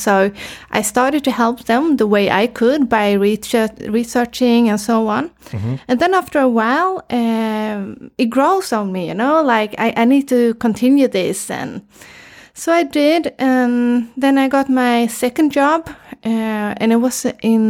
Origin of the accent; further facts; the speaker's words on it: Gothenburg, Västra Götaland, Sweden; born there; English is a second language; I was born in Gothenburg, but I've been traveling a lot, you know, I'm a traveler. So I've been living in Varberg, Halmstad, Malmö, Uddevalla, and so on.